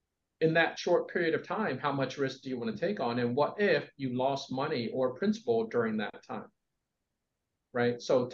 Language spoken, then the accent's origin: English; East Coast, United States; but I do know that growing up on the East Coast, it was very much about conforming